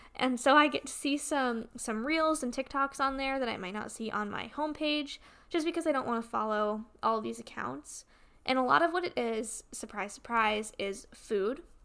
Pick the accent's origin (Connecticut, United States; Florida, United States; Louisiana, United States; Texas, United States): Connecticut, United States; moved away; my hometown back in Connecticut